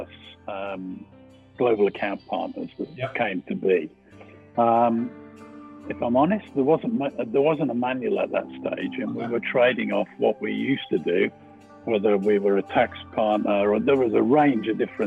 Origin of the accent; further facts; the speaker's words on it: Birmingham, West Midlands, United Kingdom; accent: slight twang; I'm from Birmingham, so there's a slight twang to it